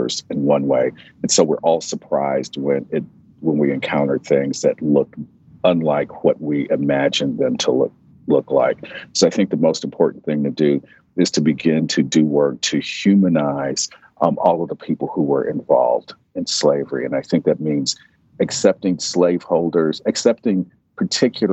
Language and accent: English; United States; as an American, as a Black American who's descended from enslaved people